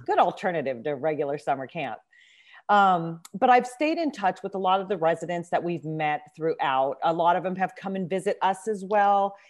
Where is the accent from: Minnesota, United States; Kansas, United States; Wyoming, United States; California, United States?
California, United States; Southern; moved away as an adult; also born or lived in Nairobi, Kenya; now in Maryland, United States; I grew up in Southern California